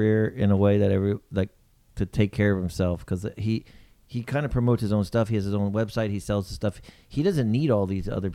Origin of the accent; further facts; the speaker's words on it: Texas, United States; now in New York, United States; growing up in Texas